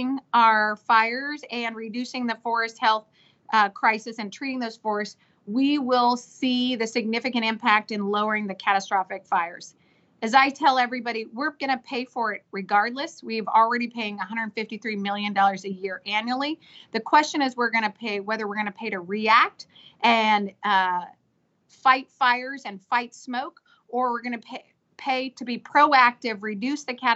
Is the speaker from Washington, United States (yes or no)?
yes; Washington, United States; I'm from Washington State.